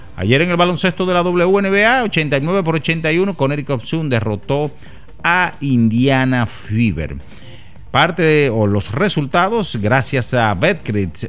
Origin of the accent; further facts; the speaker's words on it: Dominican Republic; como dominicanos que somos